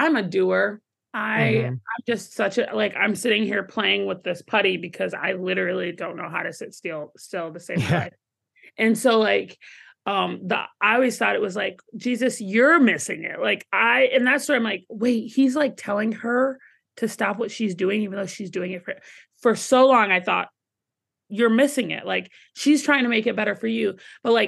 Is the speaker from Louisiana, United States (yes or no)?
no; Atlanta, Georgia, United States; growing up in Atlanta, Georgia and the South, like it was a lot of yes, ma'am